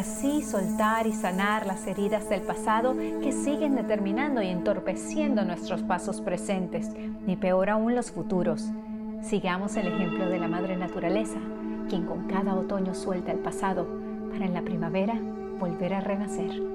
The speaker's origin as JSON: {"language": "Spanish", "country": "Venezuela", "also_born_or_lived": "Spain", "moved": "as an adult", "lives_now": "United States", "said": "Después mi nacionalidad, soy venezolana, pero soy también americana. Me fui de, los, de mi país cuando era muy joven y me vine a vivir a los Estados Unidos desde entonces"}